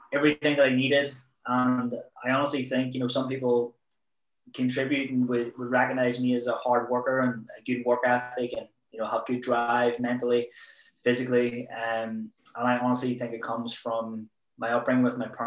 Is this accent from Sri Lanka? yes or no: no; Belfast, Northern Ireland, United Kingdom; also born or lived in Preston; I'm from Belfast. Obviously, you know, the troubles were on back then when I was growing up